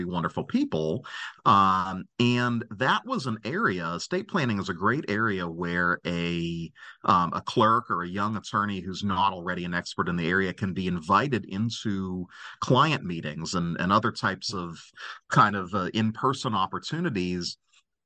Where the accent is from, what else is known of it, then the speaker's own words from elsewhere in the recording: Cincinnati, Ohio, United States; practicing law in my hometown. I'm from Cincinnati